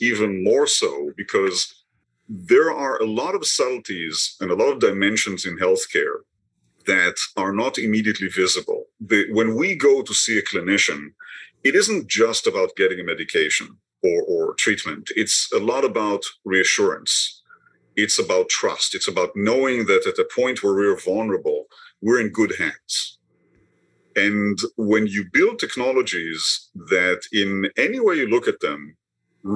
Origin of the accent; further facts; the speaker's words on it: Israel; moved away as an adult; now in Boston, United States; I was born in Israel many years ago, trained in medicine there